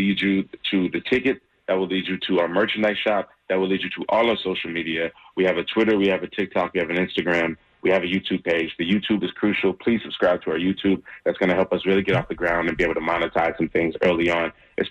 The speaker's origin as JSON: {"language": "English", "town": "Charlotte", "region": "North Carolina", "country": "United States", "tie": "born or raised there", "said": "I'm a hometown guy. I'm born and raised in Charlotte, North Carolina."}